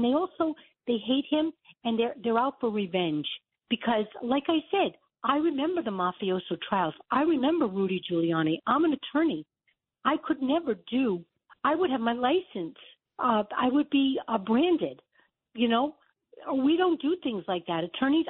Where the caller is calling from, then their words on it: Florida, United States; I'm in Broward County. I'm not far from Mar-a-Lago.